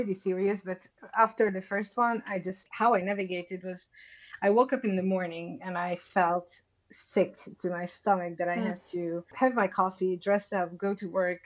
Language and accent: English; Budapest, Hungary; I was born in Budapest, Hungary. I left the country a few times, but only for traveling